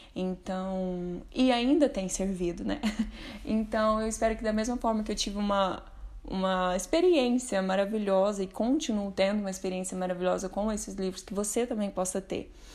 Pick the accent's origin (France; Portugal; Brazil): Brazil; Uberlândia, Minas Gerais; eu sou de Uberlândia, Minas Gerais